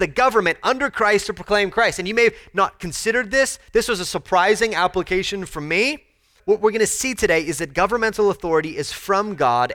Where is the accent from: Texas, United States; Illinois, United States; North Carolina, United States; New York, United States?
Texas, United States; As a Texan Americans